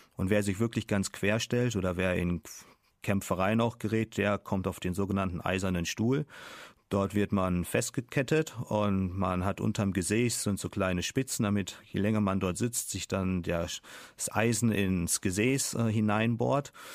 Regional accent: Germany; moved away as an adult; also born or lived in China; als Deutscher

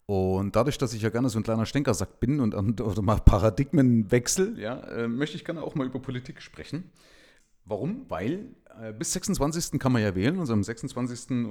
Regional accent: eastern Germany, Germany; Ich bin allerdings wiederum links geprägt durch meine Vergangenheit in der DDR. Ja? Also ich komme ja aus dem Nahen Osten, ja? also aus den neuen Bundesländern.

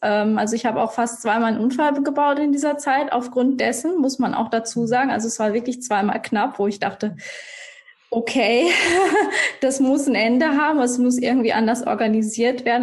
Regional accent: Iserlohn, North Rhine-Westphalia, Germany; now in Munich, Germany; ich komme ursprünglich aus Iserlohn, auch äh, NRW, bei dir um die ah. Ecke

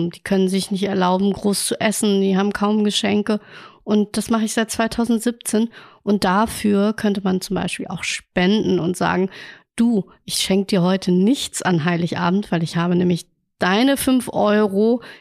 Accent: Hamburg, Germany; Denn ich glaube, als Hamburger war man oder Hamburgerin hm, war man zu wenig in Museen

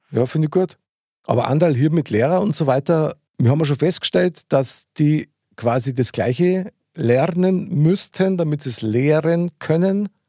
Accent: Bavaria, Germany; unser herzliches bayerisches Lebensgefühl

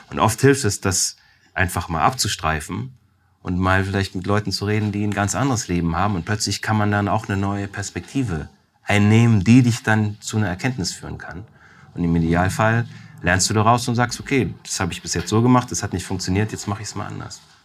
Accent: Weiz, Styria, Austria; moved away; Ich bin in Weiz zur Welt gekommen

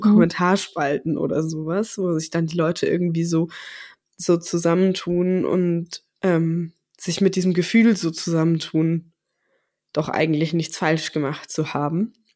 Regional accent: Southern Germany, Germany

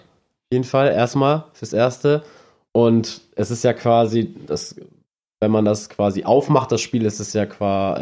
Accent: Neumünster, Schleswig-Holstein, Germany; bei uns in Neumünster

